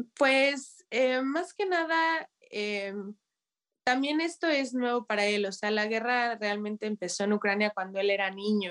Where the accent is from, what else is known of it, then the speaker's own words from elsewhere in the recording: Mexico; now in Kyiv, Ukraine; como mexicana, como foráneo